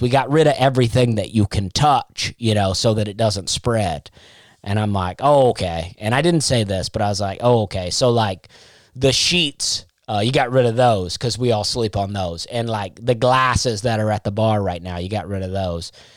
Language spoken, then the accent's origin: English; Auburn, Alabama, United States; moved away; That was my, that's basically my hometown